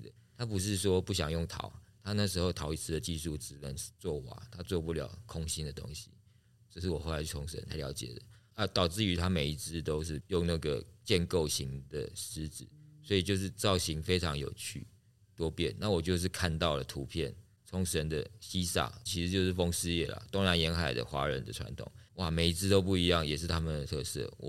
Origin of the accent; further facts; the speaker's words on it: Taipei, Taiwan; moved away as an adult; also born or lived in Chiayi; now in Tainan, Taiwan; 我是台北人哦，我在嘉义长大，